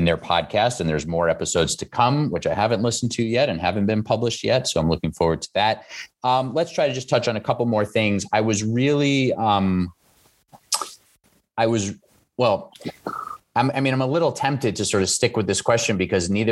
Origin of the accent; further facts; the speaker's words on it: New York City, New York, United States; I live along Coney Island Boulevard and I grew up in Flushing and Whitestone